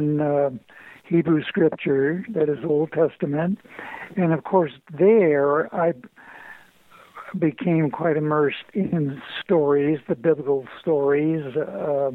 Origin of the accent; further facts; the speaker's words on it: Syracuse, New York, United States; now in East Lansing, United States; I grew up in Syracuse, New York